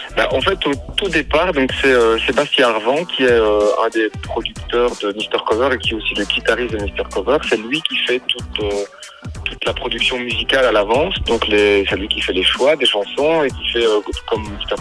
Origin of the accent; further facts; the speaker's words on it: Belgium; chez nous en Belgique